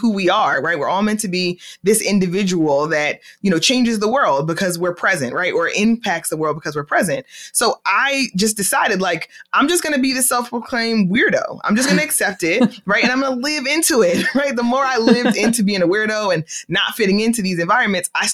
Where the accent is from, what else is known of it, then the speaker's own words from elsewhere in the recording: Philadelphia, Pennsylvania, United States; I am originally from Philadelphia, born and raised in Philadelphia